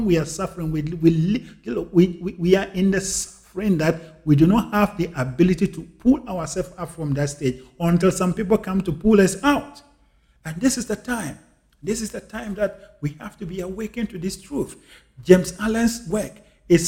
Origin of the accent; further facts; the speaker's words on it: Ghana; moved away; I was born and I grew up in Africa, in Ghana